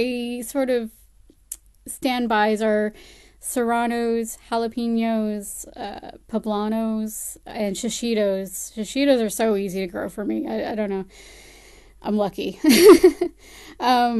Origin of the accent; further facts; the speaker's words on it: Connecticut, United States; accent: American; moved away as an adult; now in Palmerston North, New Zealand; I spent the first 29 years of my life in the state of Connecticut in the United States, hence the American accent.